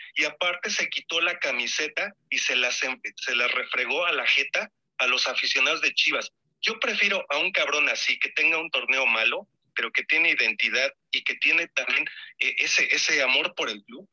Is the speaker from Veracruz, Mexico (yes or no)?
no; Puebla, Mexico; yo por cierto soy de Puebla